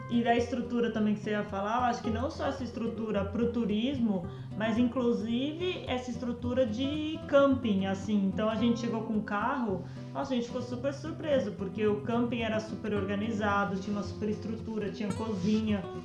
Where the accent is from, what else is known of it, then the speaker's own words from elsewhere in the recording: Mato Grosso do Sul, Brazil; moved away; como eu cresci no Mato Grosso do Sul